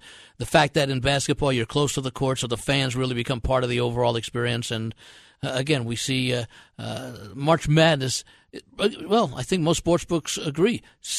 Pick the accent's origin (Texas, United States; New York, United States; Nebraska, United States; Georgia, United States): New York, United States; New York metropolitan area, United States; now in Las Vegas, United States; we grew up in the New York metropolitan area, which is more of a professional sports area than it is colleges.